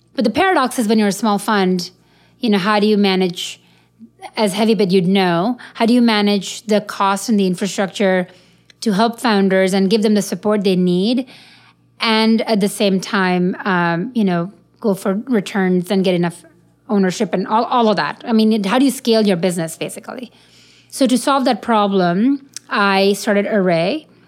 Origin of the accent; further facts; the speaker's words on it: India; I'm Indian